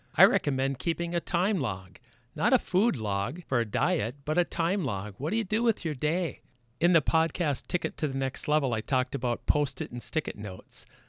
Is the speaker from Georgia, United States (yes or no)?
no; Minnesota, United States; I was from Minnesota